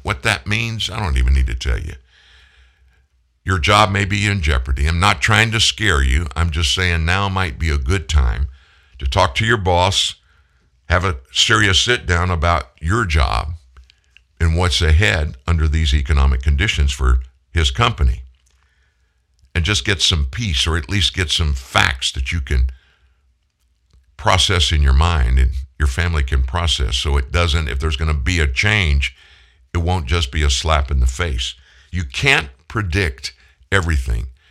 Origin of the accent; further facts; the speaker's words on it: South Louisiana, United States; also born or lived in Houston, Texas / Shreveport, Louisiana / Indianapolis, Indiana; I'm a lifer in Louisiana. I was born in Houston, but at four, my family moved to South Louisiana, been in Louisiana ever since